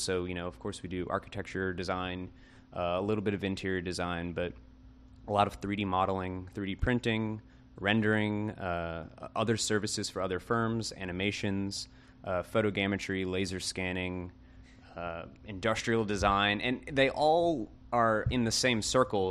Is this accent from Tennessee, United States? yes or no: no; Kenner, Louisiana, United States; I'm from Kenner as well.